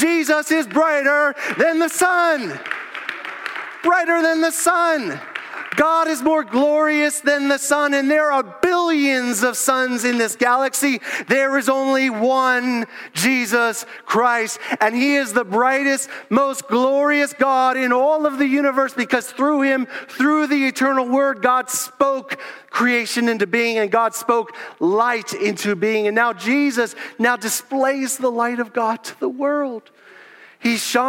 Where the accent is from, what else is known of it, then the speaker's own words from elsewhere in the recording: Southeast Pennsylvania, United States; moved away as an adult; also born or lived in South Florida; I was born in Southeast Pennsylvania